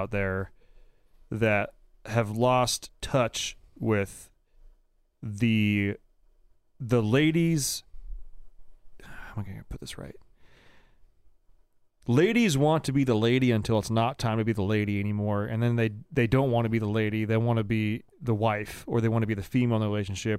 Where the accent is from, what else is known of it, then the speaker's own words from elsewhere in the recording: Alameda, California, United States; growing up in the Bay Area, blue ass, you know, Alameda, California, Alameda County